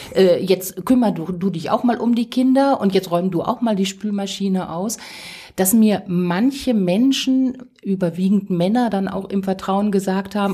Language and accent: German; Ruhr area, North Rhine-Westphalia, Germany; ich komme aus dem Ruhrgebiet